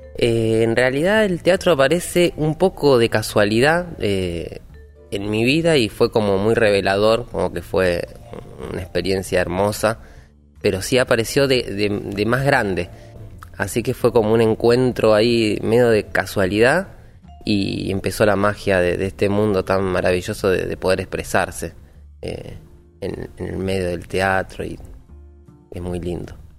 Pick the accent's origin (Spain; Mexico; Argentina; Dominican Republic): Argentina; Billinghurst, Buenos Aires Province; Y soy del partido de Billinghurst, de acá de San Martín